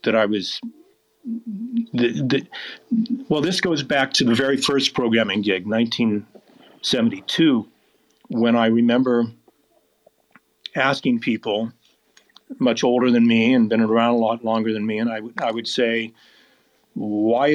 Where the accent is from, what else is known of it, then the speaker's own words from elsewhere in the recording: Portland, Oregon, United States; now in Phoenix, United States; I grew up in Portland, Oregon, which is a beautiful place, but it rains a lot